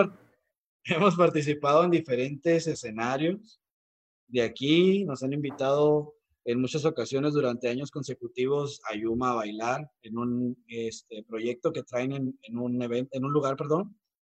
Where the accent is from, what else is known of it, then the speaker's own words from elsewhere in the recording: Mexico; valoramos más nuestra cultura como mexicanos